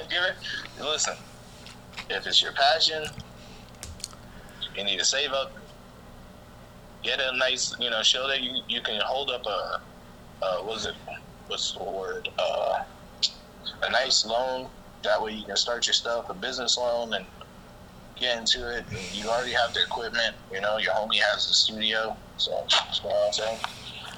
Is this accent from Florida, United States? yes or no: yes; Florida, United States; I'm from Florida